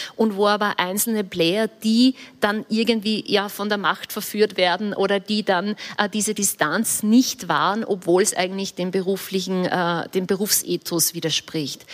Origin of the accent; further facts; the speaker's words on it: Upper Austria, Austria; ich bin Oberösterreicherin, ich bin groß geworden